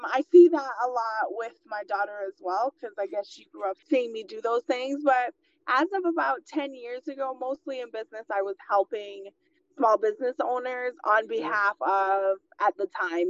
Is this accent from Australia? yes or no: no; Guyana; I was born in Guyana in South America and was raised in a family of entrepreneurs